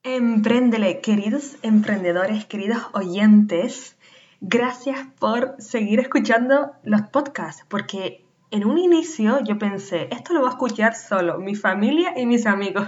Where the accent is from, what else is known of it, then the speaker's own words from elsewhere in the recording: Canary Islands, Spain; nacida en Canarias